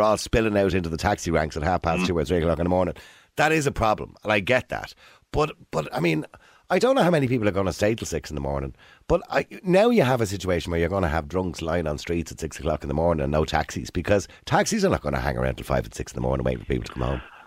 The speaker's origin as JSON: {"language": "English", "country": "Ireland"}